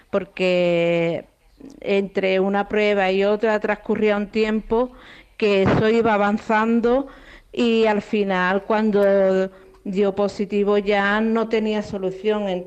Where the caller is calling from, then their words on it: El Puerto de Santa María, Andalusia, Spain; Buenas tardes, mm … de Puerto Santa María.